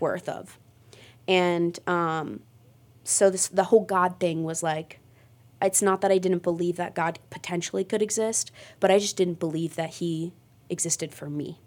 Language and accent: English; Mogadore, Ohio, United States; I grew up in Mogador.